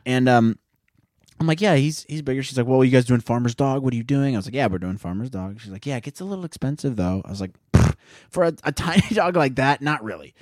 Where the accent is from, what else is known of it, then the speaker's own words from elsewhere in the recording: Midwest, United States; growing up in the Midwest